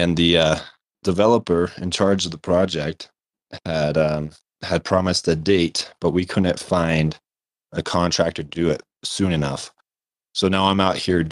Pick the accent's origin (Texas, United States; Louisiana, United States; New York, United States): Texas, United States; moved away; I'm from Texas